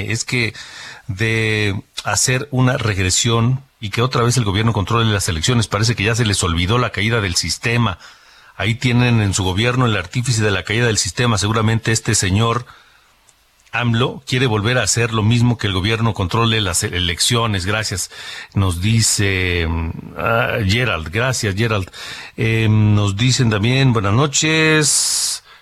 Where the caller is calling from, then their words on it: Mexico City, Mexico; de la Ciudad de México, no cabe duda que hay personas que añoran los años 70 y los 80